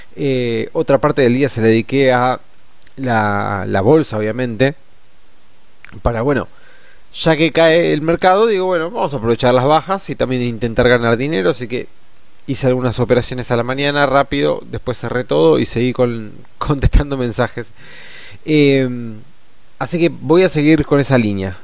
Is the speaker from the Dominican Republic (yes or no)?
no; Argentina; nosotros como argentinos y argentinas